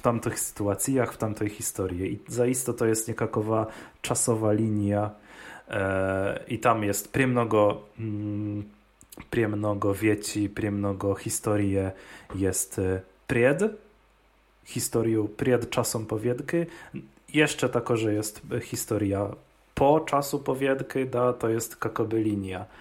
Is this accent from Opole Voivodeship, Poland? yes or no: yes; Opole Voivodeship, Poland; U nas w Opolskie